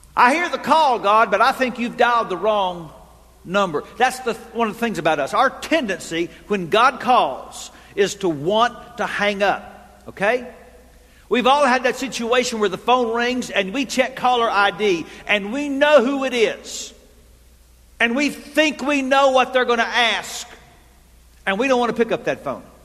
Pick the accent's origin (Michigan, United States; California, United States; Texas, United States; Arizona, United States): Texas, United States; I grew up in Texas. And so, like all good Texans